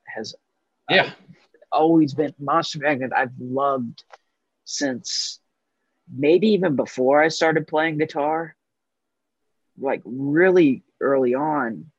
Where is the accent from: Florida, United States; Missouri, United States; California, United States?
Missouri, United States; St. Louis; moved away; also born or lived in Los Angeles; growing up in St. Louis